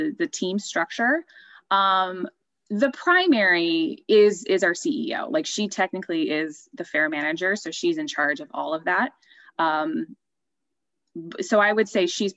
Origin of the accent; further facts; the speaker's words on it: Southern California, United States; moved away; I'm not from the county, I'm from Southern California originally